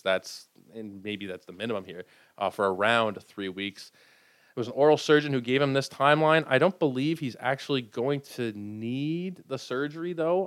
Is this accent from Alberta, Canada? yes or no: no; Toronto, Ontario, Canada; I'm from Toronto.